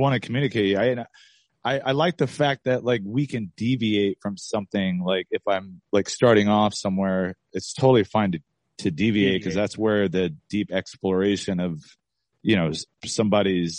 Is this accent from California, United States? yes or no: yes; Lancaster, California, United States; I grew up in Lancaster